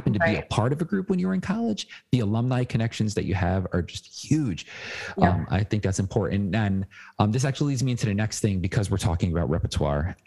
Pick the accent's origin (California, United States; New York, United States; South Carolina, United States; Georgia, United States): New York, United States; as a New Yorker